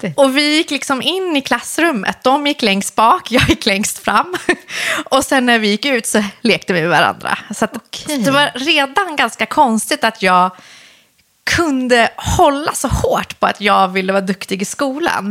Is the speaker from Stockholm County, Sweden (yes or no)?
yes; Solna, Stockholm County, Sweden; born or raised there; also born or lived in Iran / Husby